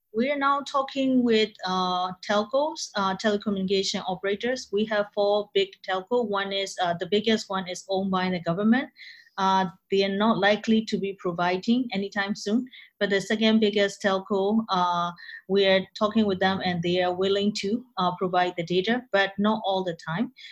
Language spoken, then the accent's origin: English; Myanmar; English is a second language; moved away as an adult; I came from Myanmar